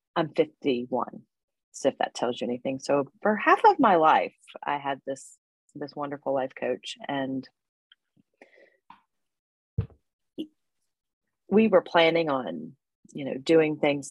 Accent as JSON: {"language": "English", "town": "High Point", "region": "North Carolina", "country": "United States", "tie": "born or raised there", "said": "I was born and raised in High Point, North Carolina. I live in the Piedmont. I still live here"}